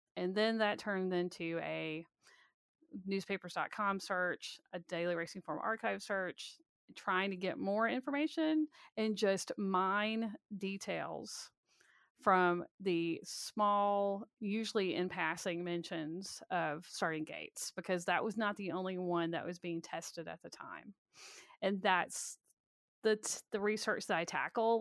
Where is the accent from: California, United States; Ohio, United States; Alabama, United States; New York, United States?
Alabama, United States; Birmingham; I grew up in Birmingham, Alabama